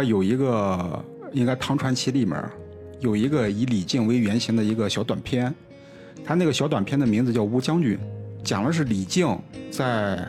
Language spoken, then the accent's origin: Chinese; China; 我们中国人是龙的子孙，